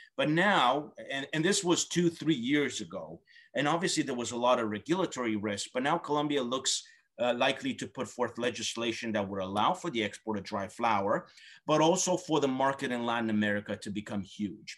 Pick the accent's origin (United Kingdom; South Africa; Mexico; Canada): Canada; as a Canadian